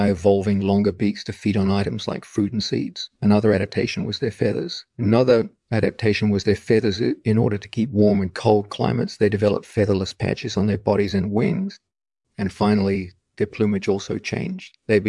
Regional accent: Algeria; now in France; when I was a kid growing up in Algeria

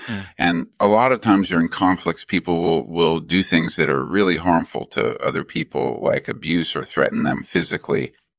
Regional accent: California, United States; Well, my background is I grew up in California

